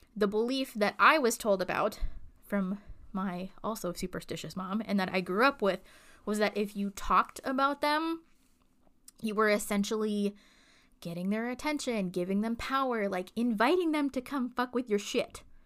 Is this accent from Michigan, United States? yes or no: yes; Michigan, United States; the farmhouse that I grew up in Michigan was lovely